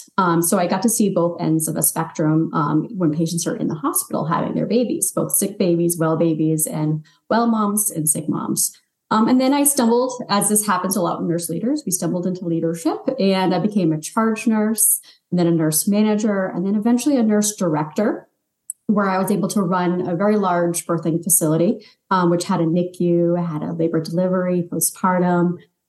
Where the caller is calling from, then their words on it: Scarborough, Maine, United States; I'm actually in Scarborough, Maine, where it's very cold with lots of snow.